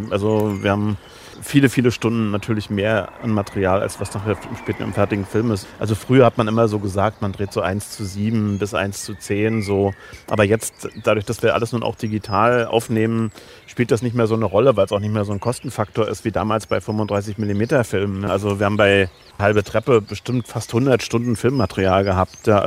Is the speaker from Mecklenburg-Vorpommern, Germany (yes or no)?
yes; Schwerin, Mecklenburg-Vorpommern, Germany; aber von meinem Herzen her, wie gesagt, bin ich eigentlich norddeutsch und würde auch sagen, Schwerin ist eigentlich meine Heimatstadt